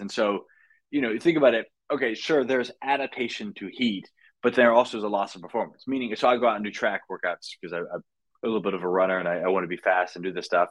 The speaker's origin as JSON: {"language": "English", "region": "North Carolina", "country": "United States", "tie": "born or raised there", "also_born_or_lived": "Marietta, Georgia", "moved": "as an adult", "lives_now": "California, United States", "said": "I was born in Georgia, so Marietta, Georgia, but I was only there for a year. But really, I spent the rest of my time in North Carolina"}